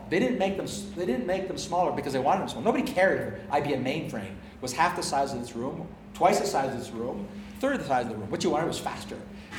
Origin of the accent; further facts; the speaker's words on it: Canada; also born or lived in United States; I'm ambidextrous on pounds in the British system because I grew up in Canada and in America.